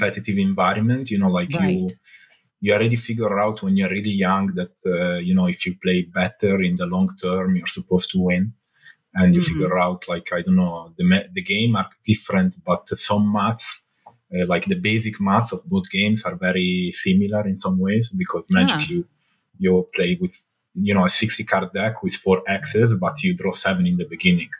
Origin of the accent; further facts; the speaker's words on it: Alessandria, Piedmont, Italy; English is a second language; also born or lived in Morocco; So I was born in Italy, in Alessandria, in the north, near Milan. Then at 1 year old, actually, I moved to Morocco. I lived with my grandparents from 1 till 5. And then at 5, I came back to Italy.